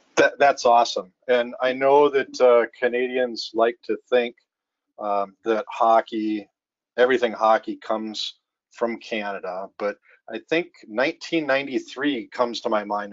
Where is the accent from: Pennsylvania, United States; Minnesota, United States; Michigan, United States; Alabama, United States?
Minnesota, United States; moved away; growing up in Minnesota